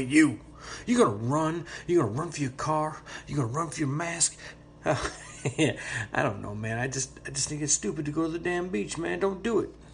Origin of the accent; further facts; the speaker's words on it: Florida, United States; I am a Floridian